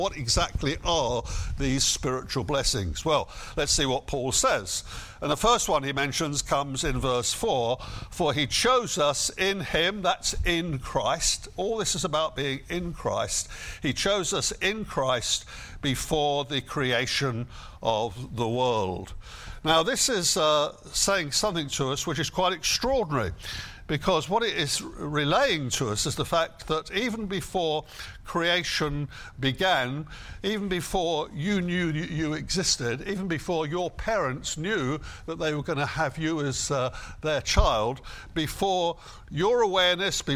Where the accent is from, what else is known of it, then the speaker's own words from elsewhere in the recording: United Kingdom; I am a British citizen.